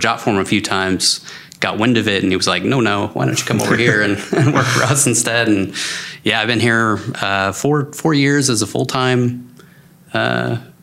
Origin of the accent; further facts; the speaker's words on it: Washington, United States; moved away as an adult; also born or lived in Bay Area; I grew up in Washington State, and then I wanted to get out of the rain